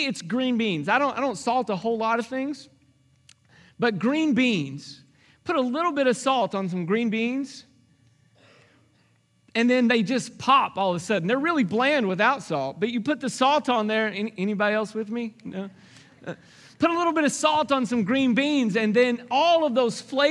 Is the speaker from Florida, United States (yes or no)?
no; Arkansas, United States; I grew up in Arkansas, and so there was bluegrass music